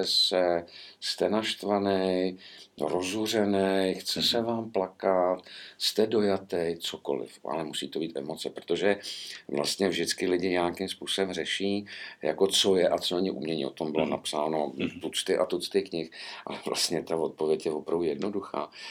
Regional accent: Prague, Czechia; když jsem byl malý v 60. letech, tak ještě jezdili po Praze ty starý tramvaje

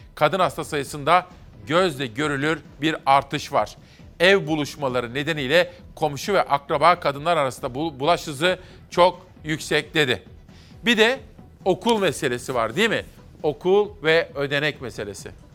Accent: Ankara, Turkey; Ankaralılar olarak

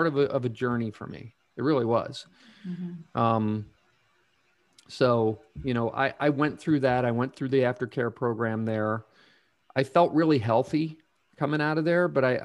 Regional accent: Pennsylvania, United States; moved away as an adult; my home state of Pennsylvania

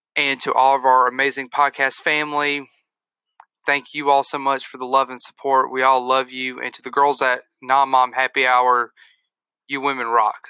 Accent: United States; as an American

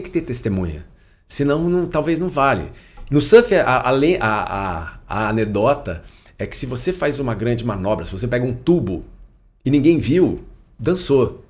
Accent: Brasília, Federal District, Brazil; also born or lived in England; quando eu era criança, eu morava em Brasília

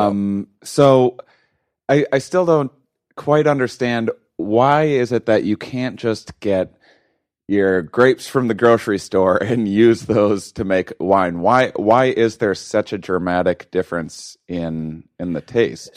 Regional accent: Wisconsin, United States; moved away; I'm from Wisconsin originally, uh, not exactly wine country

